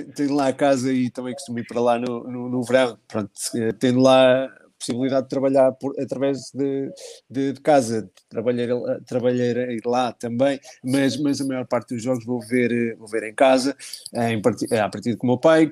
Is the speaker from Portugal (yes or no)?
yes; Portugal; como português